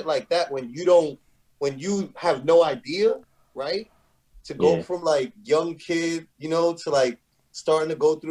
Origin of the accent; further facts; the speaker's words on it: New York City, New York, United States; growing up in the Bronx